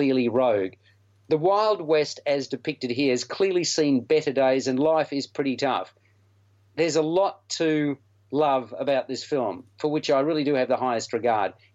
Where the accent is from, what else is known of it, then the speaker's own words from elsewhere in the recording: Australia; accent: Australian; it just amazed me how strong our accent is